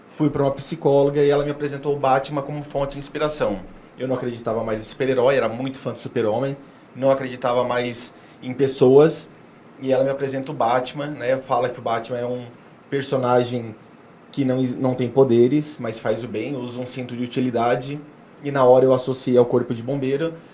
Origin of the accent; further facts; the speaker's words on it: Clevelândia, Paraná, Brazil; also born or lived in Rio Grande do Sul; eu sou de, eu sou de Clevelândia, do Paraná, nasci ah. em tá. Clevelândia. É, morei no Rio Grande do Sul.